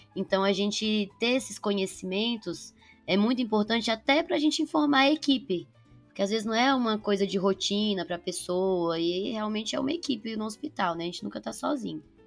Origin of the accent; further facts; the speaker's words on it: Patos de Minas, Minas Gerais, Brazil; moved away as an adult; now in São Paulo, Brazil; Eu sou de Patos de Minas, mas fiz faculdade aqui em São Paulo